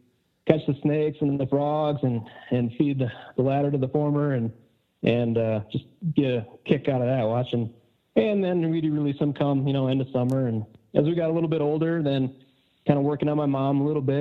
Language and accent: English; South Central Wisconsin, United States; I grew up in South Central Wisconsin